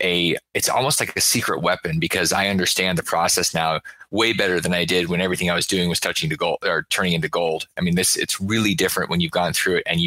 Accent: Alaska, United States; I grew up in Alaska

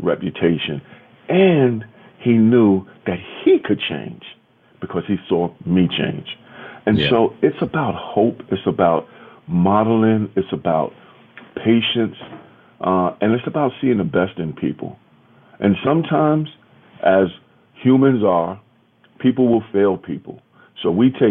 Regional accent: New York City, New York, United States; I grew up in Soundview in the Bronx.

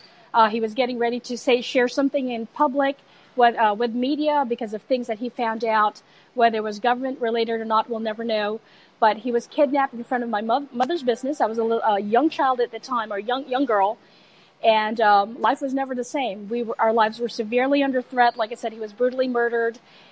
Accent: United States; also born or lived in Philippines; So as you know, it's still, home is home. Right. Even though I grew up pretty much in the United States, home is home.

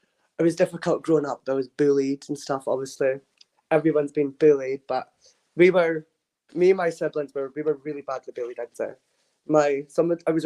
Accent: Dundee, Scotland, United Kingdom; I'm from Dundee in Scotland.

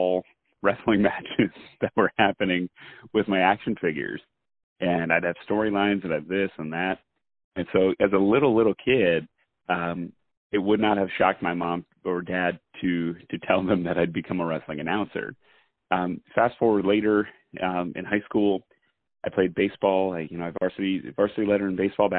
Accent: Allentown, Pennsylvania, United States; growing up in Allentown, I played baseball, basketball

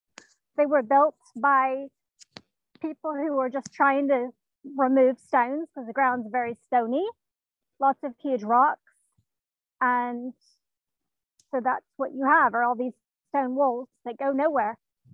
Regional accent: Tennessee, United States; born there; No, I was born here in Tennessee.

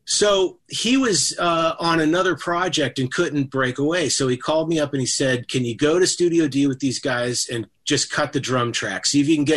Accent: Bay Area, California, United States; I grew up in the Bay Area

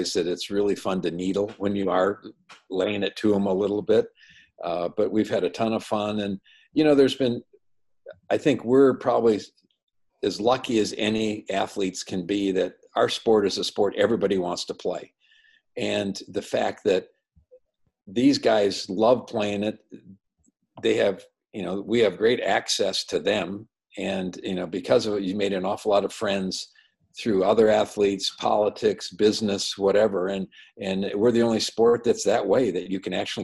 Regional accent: Madison, Wisconsin, United States; growing up in Madison, my dad was a high school coach for years

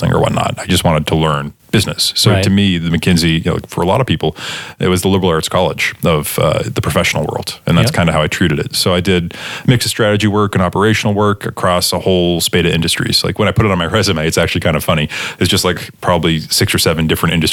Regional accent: Boston, Massachusetts, United States; moved away as an adult; also born or lived in Connecticut; now in San Francisco, United States; I'm from Boston.

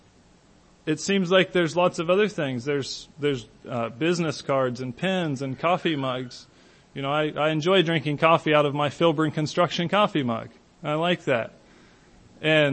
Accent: Hillsboro, United States; my hometown, a little out of the way place like Hillsboro.

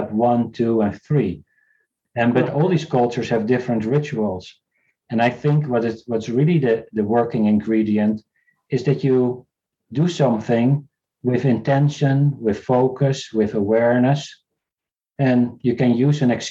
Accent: South Africa; I was born in South Africa.

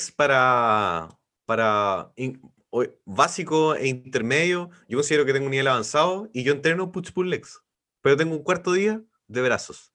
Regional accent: Los Ángeles, Biobío, Chile; moved away as an adult; now in Concepción, Chile; soy de Los Ángeles, vivo en Concepción hace 20 años

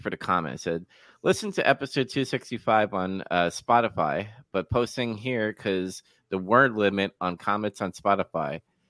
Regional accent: Singapore; Not sure if you know, but I'm from Singapore.

